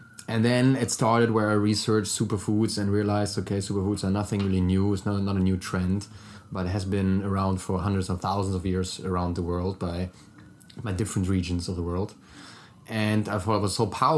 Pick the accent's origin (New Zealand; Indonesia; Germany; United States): Germany; accent: German; English is a second language; moved away; originally from Germany, so sorry for my German accent already